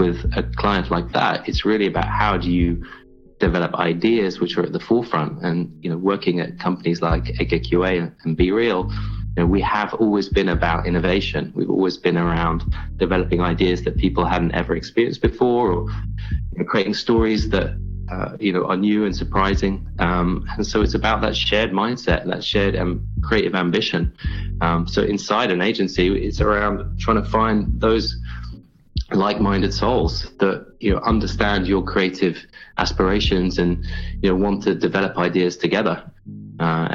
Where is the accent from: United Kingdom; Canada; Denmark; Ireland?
United Kingdom; England; moved away as an adult; now in New York City, United States; I'm English. I was born in England, and I grew up there.